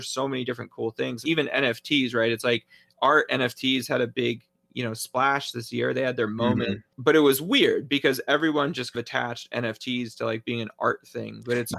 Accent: Georgia, United States; how voting rights are being suppressed in my home state of Georgia.

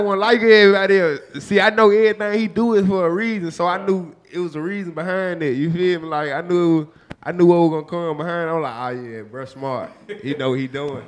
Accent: Memphis, Tennessee, United States; I'm from the bottom of Memphis, the trenches where the woods at, where the swamp and everything at, man. Westwood.

